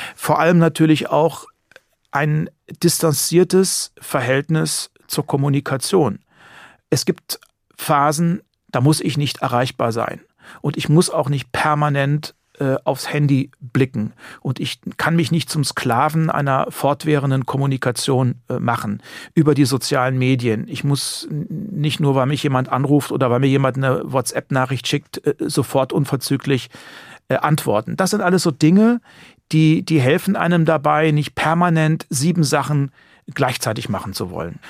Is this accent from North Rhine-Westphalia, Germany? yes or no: no; Heringen, Hesse, Germany; ich bin wirklich in Heringen geboren, aufgewachsen, zur Schule gegangen